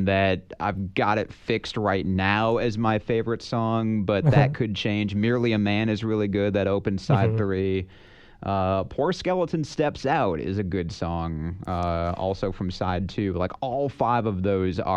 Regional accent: United States

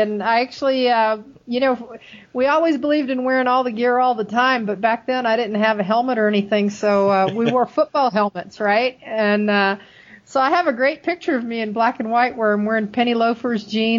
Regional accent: Germany; So, but I grew up in Germany. So, I mean, we walked everywhere.

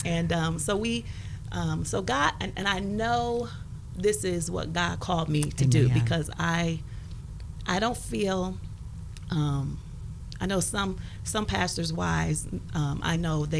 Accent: Connecticut, United States; moved away; I'm originally from Connecticut.

